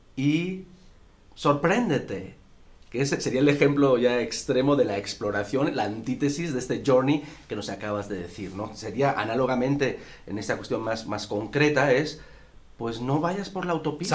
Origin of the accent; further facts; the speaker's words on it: Spain; En mi país, en España